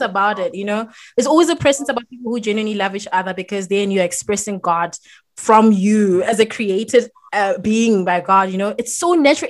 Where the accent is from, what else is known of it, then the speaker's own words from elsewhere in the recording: Botswana; my home country, Botswana